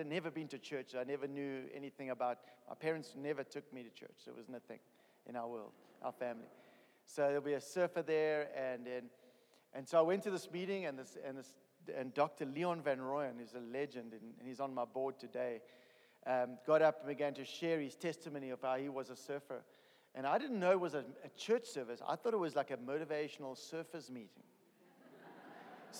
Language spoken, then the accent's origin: English; East London, Eastern Cape, South Africa; moved away; I'm a South African. I was born in East London, in a little corner of South Africa